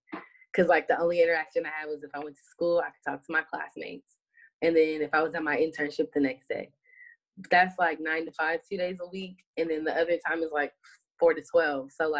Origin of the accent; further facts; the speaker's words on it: California, United States; Like, I'm a Californian, I do earthquakes, fires, light things, but I don't do hurricanes.